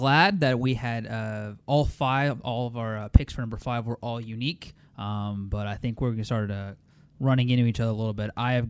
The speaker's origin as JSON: {"language": "English", "town": "Waco", "region": "Texas", "country": "United States", "tie": "born or raised there", "said": "I grew up in Waco, for those that are unaware, and I went to school at Robinson"}